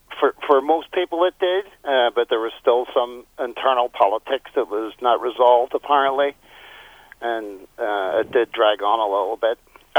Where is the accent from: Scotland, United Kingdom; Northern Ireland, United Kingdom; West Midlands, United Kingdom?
Northern Ireland, United Kingdom; Belfast; So I grew up in Divis Flat. It was a pretty bad slum. It was actually described as one of the worst slums in Europe. We were very poor.